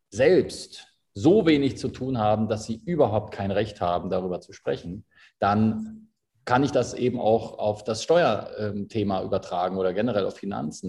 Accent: Berlin, Germany; moved away as an adult; also born or lived in Dubai; now in Switzerland; Ich bin gebürtiger Berliner, bin äh, vor bin jetzt 33, bin vor zehn Jahren in die Schweiz ausgewandert

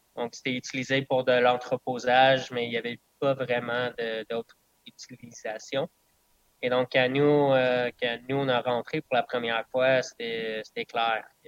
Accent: Bedford, Frelighsburg, Dunham area, southern Quebec, Canada; first language English; French is a second language; also born or lived in Cayman Islands; je viens du sud de Québec. Donc, je viens de, dans le coin de de Bedford, Frelichburg, Donham. Donc, il y a quand même encore beaucoup de, villes qui sont anglophones. Donc, oui, je suis anglophone.

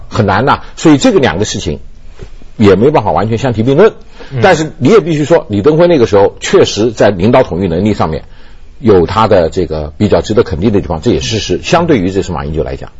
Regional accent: Taiwan; 我在台湾出生长大，到现在为止，我自己现在六十多岁了

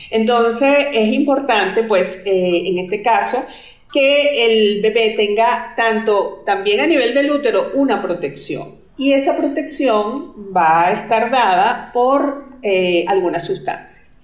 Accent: Venezuela; now in Colombia; yo soy venezolana. Actualmente vivo en Colombia

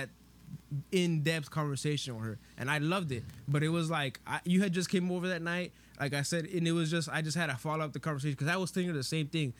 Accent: Los Angeles, California, United States; we're from Van Nuys

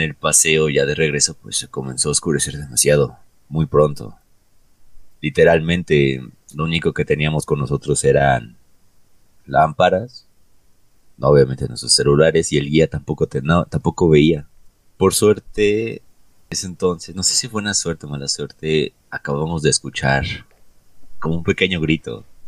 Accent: Mexico

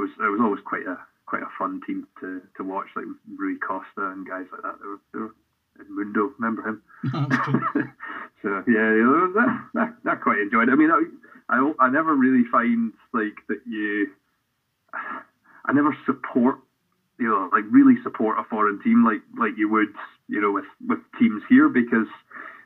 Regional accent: Helensburgh, Scotland, United Kingdom; I grew up in Helensburgh, just west of Glasgow

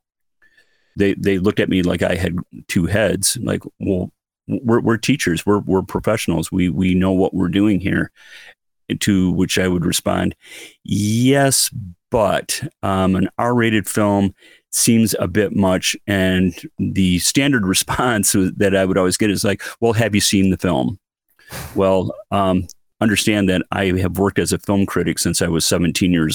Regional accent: Midland, Michigan, United States; from my hometown of Midland

